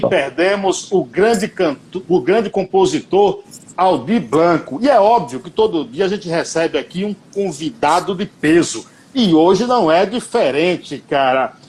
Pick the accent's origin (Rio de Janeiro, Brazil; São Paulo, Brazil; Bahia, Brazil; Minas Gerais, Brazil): Bahia, Brazil; minha cidade, Nova Soura e Bahia